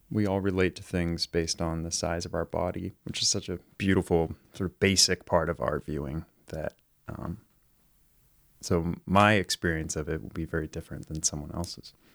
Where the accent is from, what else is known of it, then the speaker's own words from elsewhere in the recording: Marin County, California, United States; moved away as an adult; also born or lived in New York / Frankfurt, Germany; now in Los Angeles, United States; I grew up in Marin County, so just north of San Francisco